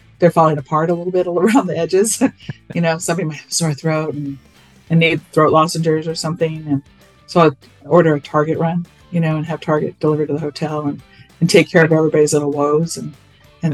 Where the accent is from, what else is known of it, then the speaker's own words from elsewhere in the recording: Whittier, California, United States; I was born in Whittier, California. I still live here. Fun fact, I live in the house I grew up in.